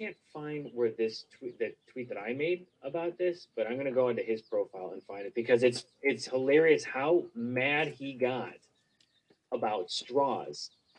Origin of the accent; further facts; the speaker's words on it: Illinois, United States; my home state of Illinois.